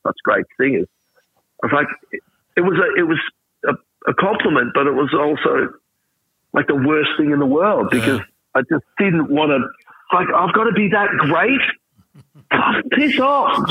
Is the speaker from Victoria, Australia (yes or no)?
yes; Traralgon, Victoria, Australia; I grew up in Traralgon in Gippsland